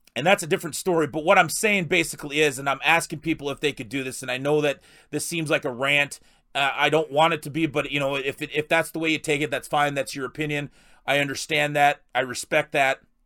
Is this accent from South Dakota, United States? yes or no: yes; South Dakota, United States; I'm a South Dakota guy. I, I grew up in South Dakota